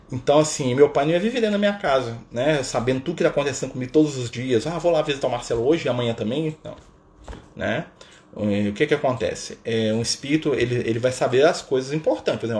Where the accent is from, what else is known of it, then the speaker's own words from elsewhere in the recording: Contagem, Minas Gerais, Brazil; Eu sou de Minas, sou aqui, ó, Contagem, Minas Gerais. Né? Pertinho aqui de BH, aqui, pão de queijo, tudo mais, né?